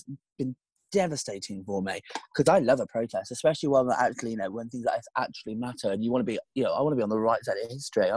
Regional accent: United Kingdom; we as the British

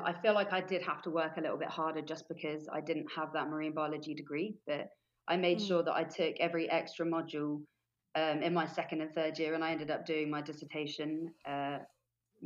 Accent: Forest of Dean, Gloucestershire, South West England, United Kingdom; moved away as an adult; now in Gili Trawangan, Indonesia; I'm originally from the UK. I grew up in the Forest of Dean, which is in Gloucestershire.

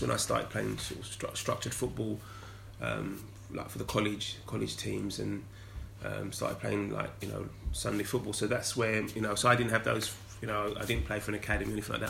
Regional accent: London, United Kingdom; growing up in North London, um, going to school in North London

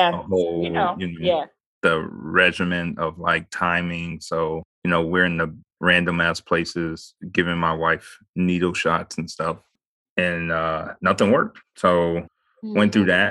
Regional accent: Midwest, United States; moved away as an adult; I'm from the Midwest

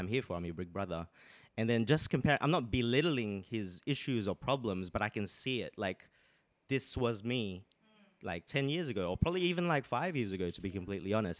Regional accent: Sydney, New South Wales, Australia; moved away as an adult; now in London, United Kingdom; I'm from originally from Sydney, Australia. Moved here two years ago, but now I'm here. London, baby.

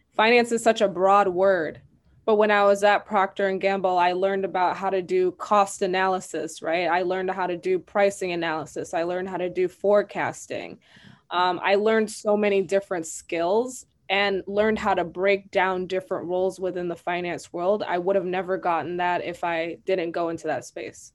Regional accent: Madison, Wisconsin, United States; I was raised in Madison, Wisconsin.

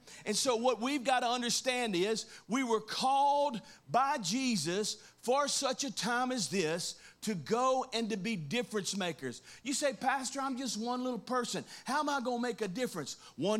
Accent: Louisiana, United States; now in Mississippi, United States; How many know that 10 years ago, you know, when I first moved here and planted a church, I came from Louisiana.

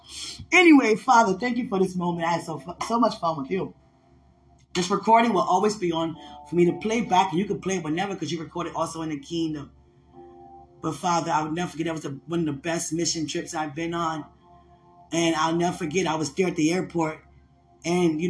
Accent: Washington, District of Columbia, United States; I'm from D.C.

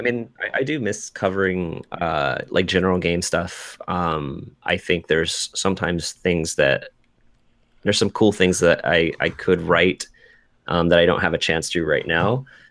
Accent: Seattle, Washington, United States; come to my hometown

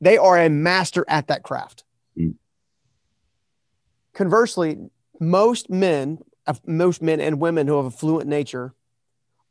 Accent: North Carolina, United States; I'm from North Carolina

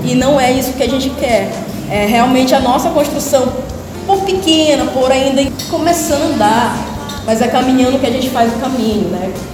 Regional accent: Porto Grande, Amapá, Brazil; que cresci no Porto Grande

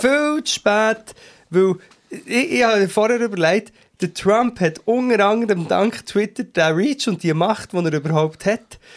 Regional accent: Switzerland

